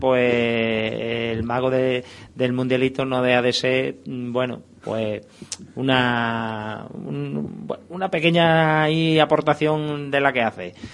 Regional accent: Badajoz, Extremadura, Spain; somos de aquí de Badajoz y somos pues antiguos jugadores del fútbol base de Badajoz

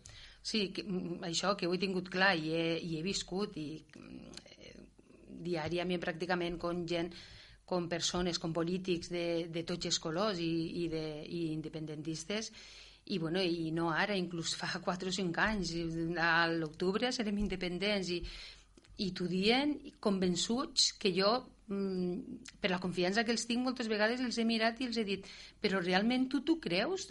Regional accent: Catalonia, Spain

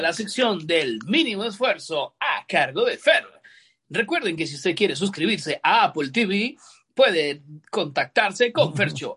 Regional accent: San José, Costa Rica; Yo me crié en Atillo 7

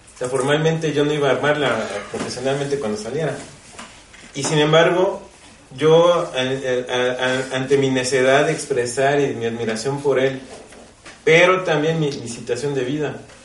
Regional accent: Mexico; tenemos como mexicanos

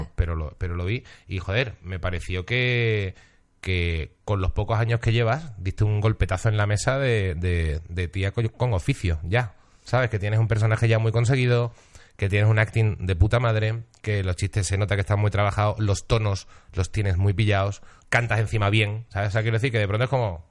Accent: Seville, Andalusia, Spain; me he criado en Sevilla, tampoco soy sevillano

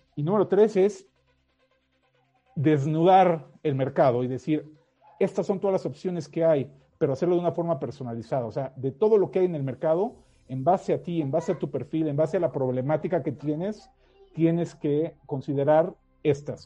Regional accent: Mexico; accent: Mexican; moved away as an adult; also born or lived in United States; soy mexicano, ya lo habrás notado por el acento, pero, viví muchísimos años en, Estados Unidos

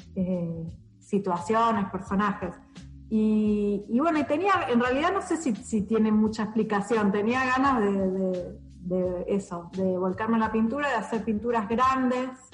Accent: Buenos Aires, Argentina; yo soy de Buenos Aires

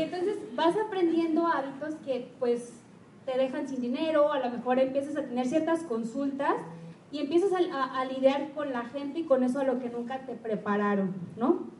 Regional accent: Guadalajara, Jalisco, Mexico; also born or lived in Lagos de Moreno; en Guadalajara tenemos la cultura de que como ya salimos del TEC o salimos de la vd o de la UDG

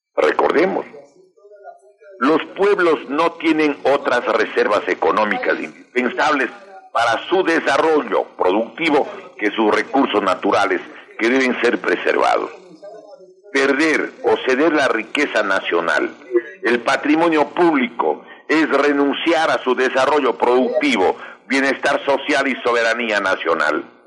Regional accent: Ecuador; nosotros debemos advertir como ecuatorianos

